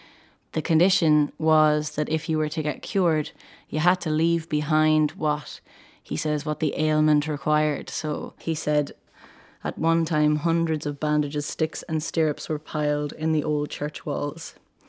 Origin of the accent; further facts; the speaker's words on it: Kilcoltrim/near Borris, County Carlow, Leinster, Ireland; I'm from Colucchanon, which is about 8 kilometres outside of Burris at the foot of Mount Leinster.